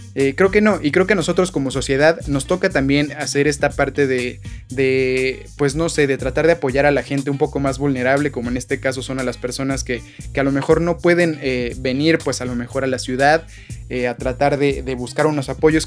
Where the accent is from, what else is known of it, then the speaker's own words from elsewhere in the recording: Mexico; nosotros como mexicanos